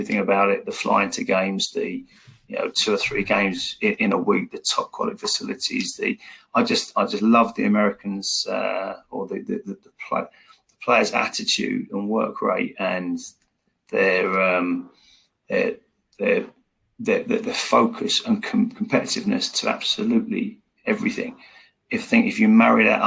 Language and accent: English; England, United Kingdom; I'm from England.